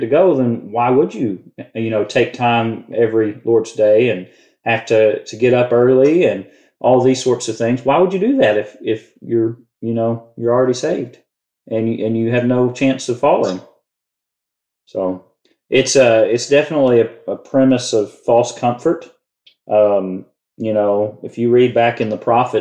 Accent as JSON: {"language": "English", "region": "Louisiana", "country": "United States", "said": "we're both from Louisiana"}